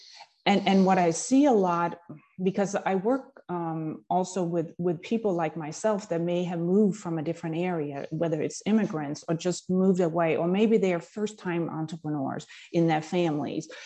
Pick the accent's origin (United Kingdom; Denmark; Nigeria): Denmark; moved away as an adult; now in United States; I grew up in Denmark and started out a typical corporate career in finance. And then when I moved to the US in my late 20s